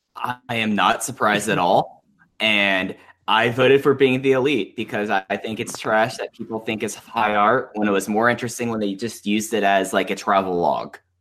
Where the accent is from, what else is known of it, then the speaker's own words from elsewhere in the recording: Dallas, Texas, United States; moved away; my hometown